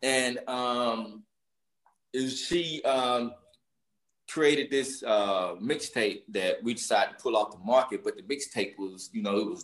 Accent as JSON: {"language": "English", "town": "Prichard", "region": "Alabama", "country": "United States", "tie": "born or raised there", "said": "Growing up in Pritchard"}